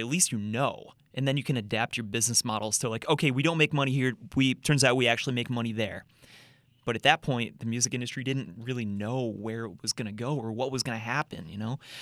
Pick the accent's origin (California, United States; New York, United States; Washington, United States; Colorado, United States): New York, United States; Rochester; moved away as an adult; also born or lived in New Jersey; I'm from Rochester, New York